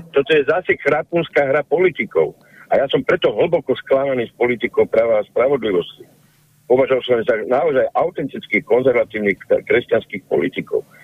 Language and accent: Slovak; Bratislava, Bratislava Region, Slovakia; moved away as an adult; sa tam narodil, vyrastol som v centre.